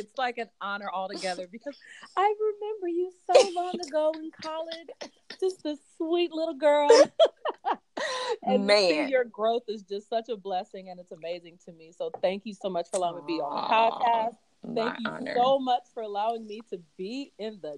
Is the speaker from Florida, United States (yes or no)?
no; Fresno, California, United States; also born or lived in Augusta, Georgia; now in Atlanta, United States; I am from Fresno, California, went back home for a couple of years.